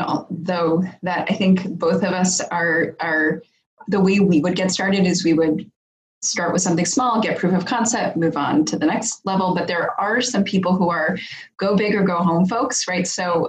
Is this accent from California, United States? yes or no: no; Chicago, Illinois, United States; I grew up in Chicago